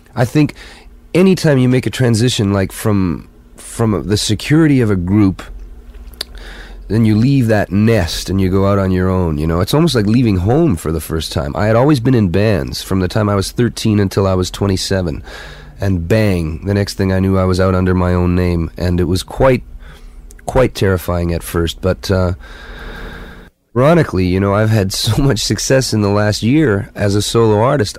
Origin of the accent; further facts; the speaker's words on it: Winnipeg, Manitoba, Canada; it was my hometown. It happened to be Winnipeg